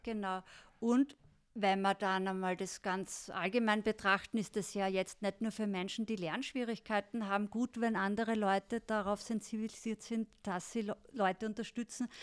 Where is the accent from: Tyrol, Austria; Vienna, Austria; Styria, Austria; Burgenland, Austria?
Styria, Austria; wir kommen aus Graz, Volzberg gell? und Wies, aus der Steiermark